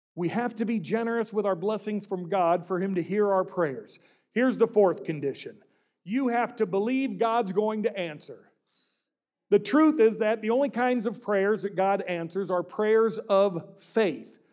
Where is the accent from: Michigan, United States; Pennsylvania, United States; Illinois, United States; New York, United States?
Illinois, United States; Peoria; my hometown of Peoria, Illinois